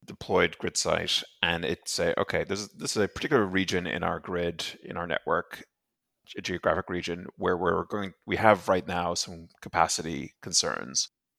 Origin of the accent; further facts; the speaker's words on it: Ireland; also born or lived in Europe; You know, I'm originally from Ireland, grew up mostly in Europe.